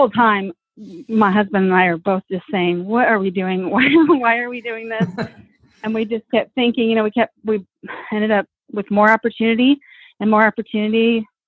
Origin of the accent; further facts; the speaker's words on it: Tucson, Arizona, United States; We're from Tucson, an hour from the border.